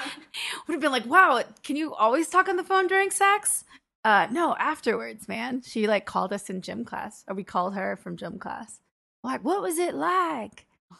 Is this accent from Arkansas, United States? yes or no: yes; Arkansas, United States; my home state of Arkansas.